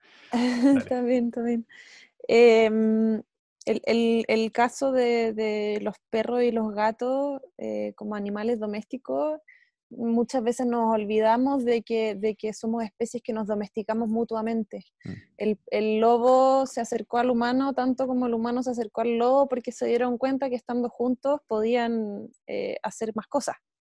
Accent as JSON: {"language": "Spanish", "country": "Chile", "said": "nosotros como chilenos"}